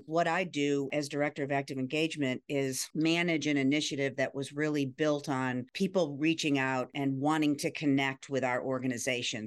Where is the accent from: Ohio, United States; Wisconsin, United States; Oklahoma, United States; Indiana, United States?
Ohio, United States; now in Virginia, United States; I grew up in Ohio, then moved to Virginia